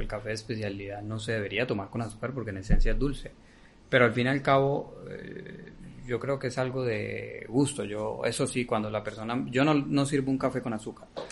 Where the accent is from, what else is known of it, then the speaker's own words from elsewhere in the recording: Colombia; now in Vilafranca, Spain; somos colombianos